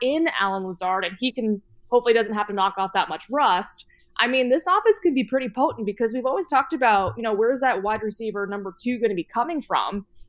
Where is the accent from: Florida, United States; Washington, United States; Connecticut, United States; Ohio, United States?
Florida, United States; Gainesville; born there; I was born in Gainesville, which is why I'm a Gator fan.